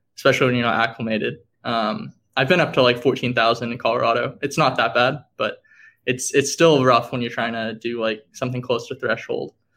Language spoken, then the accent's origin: English; Dallas, Texas, United States; moved away; I'm from Dallas, Texas.